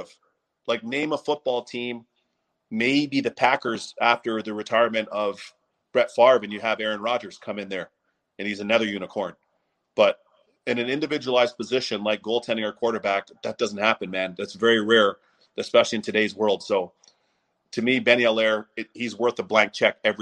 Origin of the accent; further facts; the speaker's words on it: Toronto, Ontario, Canada; my hometown of Toronto